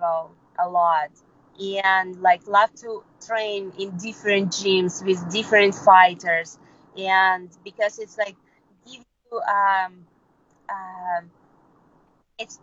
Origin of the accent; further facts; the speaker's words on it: Kyrgyzstan; English is a second language; moved away as an adult; also born or lived in Peru; I was born in Kyrgyzstan. My mother Russian, my father Ukrainian. And I lived all my life in Kyrgyzstan